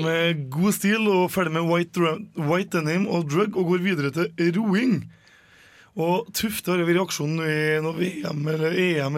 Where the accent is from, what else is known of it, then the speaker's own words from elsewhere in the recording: Åsen, Trøndelag, Norway; Jeg er fra Åsen